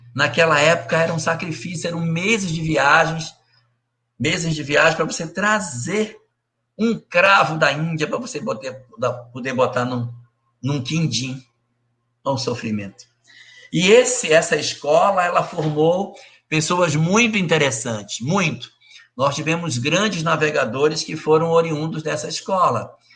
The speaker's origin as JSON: {"language": "Portuguese", "country": "Brazil"}